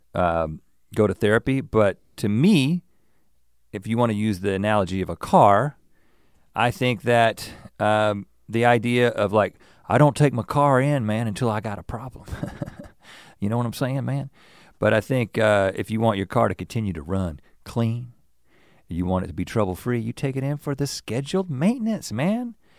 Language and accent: English; the South, United States; I'm from the South, and I in in many different ways that mentality was around me.